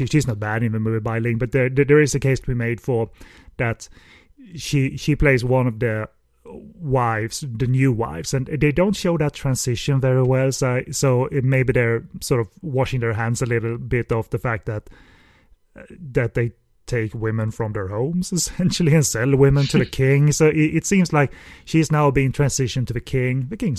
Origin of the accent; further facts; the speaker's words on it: Hong Kong; I came from Hong Kong. Melodrama is our bread and butter, so I can cry if you like.